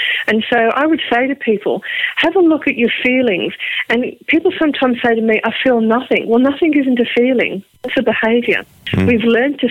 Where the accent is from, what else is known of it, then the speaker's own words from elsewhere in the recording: Liverpool, North West England, United Kingdom; accent: Liverpool; now in Australia; my Liverpool accent